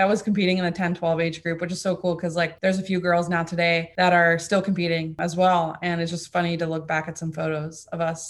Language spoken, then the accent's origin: English; Fort Lauderdale, Florida, United States; first language German; English is a second language; also born or lived in Mannheim, Germany; I was born in Mannheim, Germany. My dad is German. My mom is actually American. And I lived there until I was six. And it was actually my first language. And then we went over to Fort Lauderdale, Florida